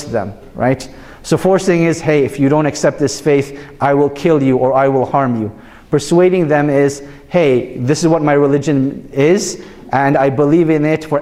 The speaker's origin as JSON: {"language": "English", "country": "Canada", "tie": "born or raised there", "said": "I was born and raised in Canada"}